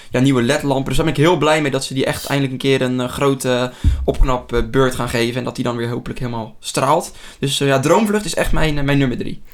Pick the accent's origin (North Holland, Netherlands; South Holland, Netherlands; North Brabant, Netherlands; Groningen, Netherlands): South Holland, Netherlands; near Rotterdam; uit de buurt van Rotterdam